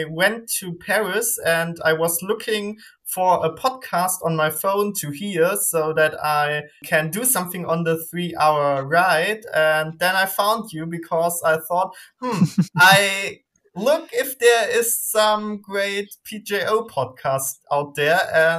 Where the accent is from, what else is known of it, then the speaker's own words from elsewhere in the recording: Germany; English is a second language; Hey, I'm …. I'm from Germany. I'm 18, so I represent Gen Z, I guess.